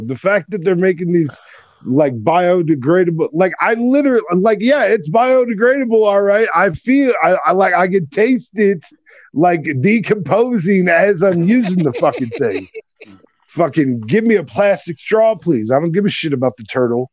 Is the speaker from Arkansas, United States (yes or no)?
no; Iowa, United States; growing up in Iowa